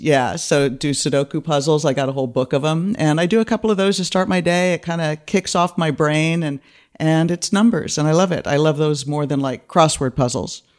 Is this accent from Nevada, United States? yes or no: no; East Bay, California, United States; moved away as an adult; now in Los Angeles, United States; I grew up in the East Bay.